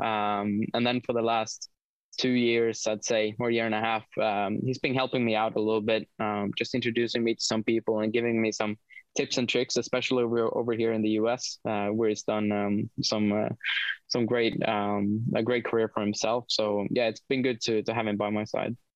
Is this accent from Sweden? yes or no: yes; Sweden; moved away; also born or lived in United Kingdom; growing up in Sweden and being involved in motorsport